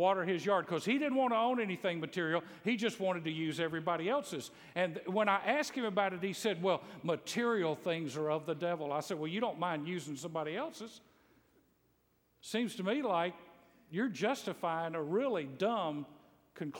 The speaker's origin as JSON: {"language": "English", "area": "Bible Belt", "region": "the South", "country": "United States", "tie": "born or raised there", "said": "I grew up in the South in the Bible Belt"}